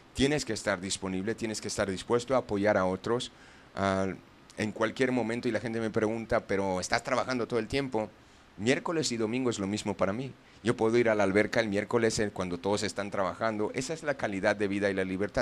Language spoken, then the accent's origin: Spanish; Canada; moved away as an adult; now in Guadalajara, Mexico; yo soy de Canadá y vine a vivir aquí unos años